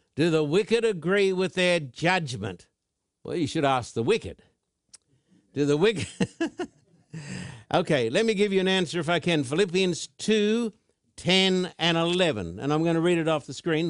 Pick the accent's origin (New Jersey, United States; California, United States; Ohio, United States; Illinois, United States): California, United States; Thousand Oaks; my hometown of Thousand Oaks